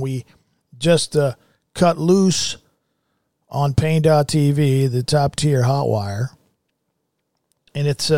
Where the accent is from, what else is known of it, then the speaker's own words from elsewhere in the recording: United States; I'm an American